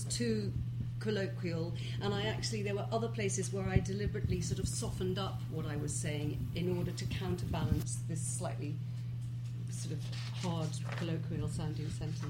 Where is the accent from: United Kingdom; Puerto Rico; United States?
United Kingdom; I'm so British.